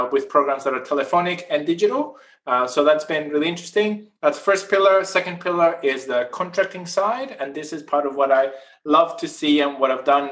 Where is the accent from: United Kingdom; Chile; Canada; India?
Chile; northern Chile; moved away as an adult; now in Australia; I'm originally from South America. I grew up in Chile, in the north part of Chile, in the driest desert in the world